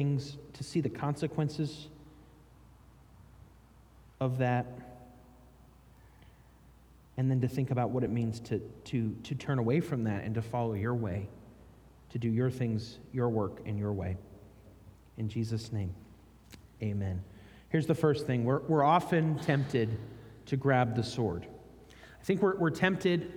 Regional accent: United States; I'm from America

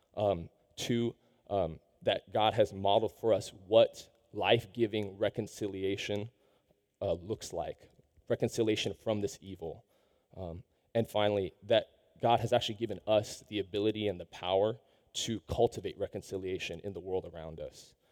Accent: Seattle, Washington, United States; I, I grew up in Seattle.

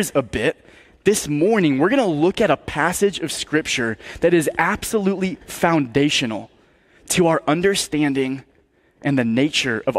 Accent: Massachusetts, United States; I was born in Massachusetts

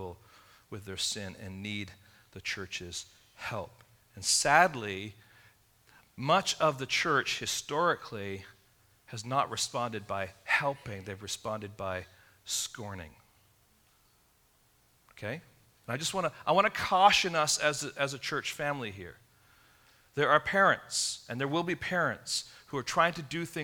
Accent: England, United Kingdom; growing up in England

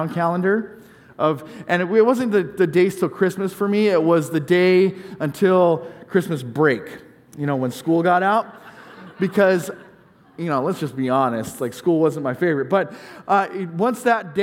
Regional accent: California, United States; moved away; I grew up in California

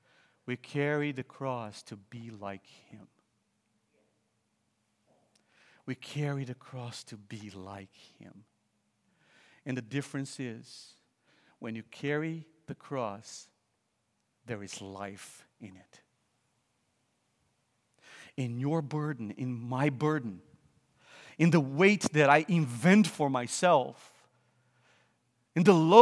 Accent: Brazil; moved away as an adult; also born or lived in Vancouver, Canada / Cambridge, England; I'm from Brazil

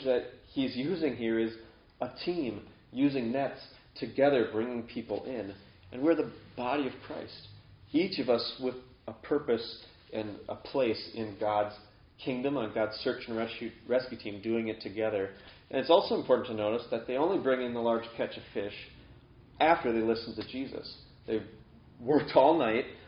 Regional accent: near Chequamegon National Forest, Wisconsin, United States; this is an actual place by my hometown. The Schwamigan National Forest

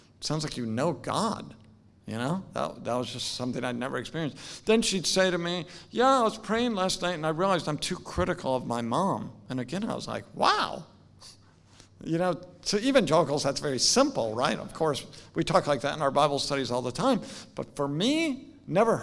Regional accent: Salem, Oregon, United States; now in Louisville, United States; I'm from Salem, Oregon, very far away from here. My dad was a nurseryman, so he raised flowers, iris and dahlias. I grew up on about 100 acres just outside of Salem.

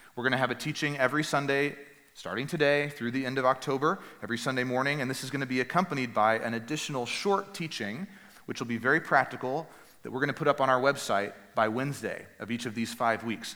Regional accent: Northeast Texas, United States; the church that I grew up at in Northeast Texas

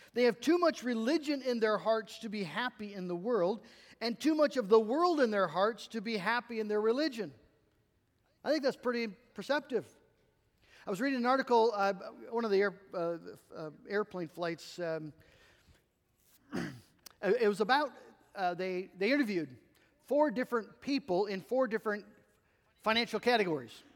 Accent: United States; As American Christians

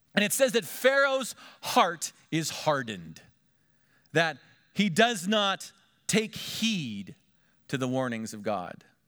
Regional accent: Pennsylvania, United States; moved away; also born or lived in Miami Valley; we're from Pennsylvania.

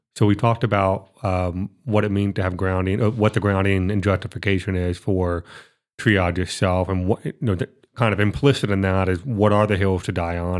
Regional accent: Florida, United States; I'm from Florida

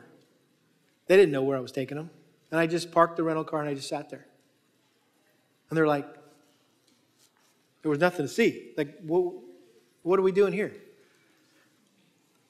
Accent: New England, United States; moved away; our family had the privilege of going back to New England where I was from and got to take my wife and kids back to my hometown. And so I took them by the house I grew up

